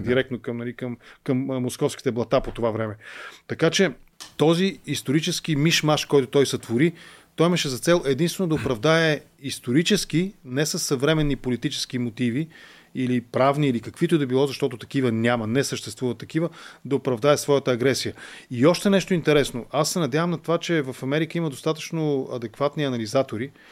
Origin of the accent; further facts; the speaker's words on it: Bulgaria; Аз съм българин, просто не знам украински и затова ви говоря на руски